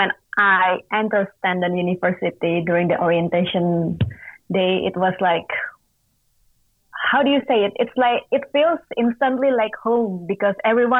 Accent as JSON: {"language": "English", "country": "Indonesia", "tie": "born or raised there", "said": "I grew up in Indonesia"}